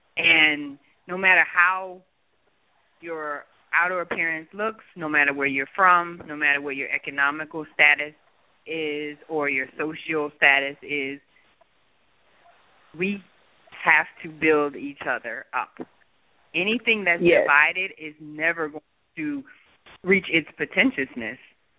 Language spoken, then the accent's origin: English; Mississippi, United States; I was like, oh, because I'm from Mississippi.